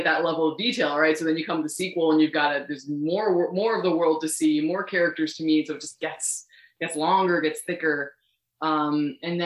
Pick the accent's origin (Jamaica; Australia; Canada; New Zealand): Canada; I'm Canadian